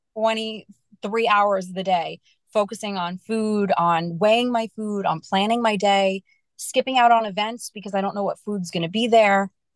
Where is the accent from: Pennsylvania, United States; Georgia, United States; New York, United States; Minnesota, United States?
New York, United States; I am from New York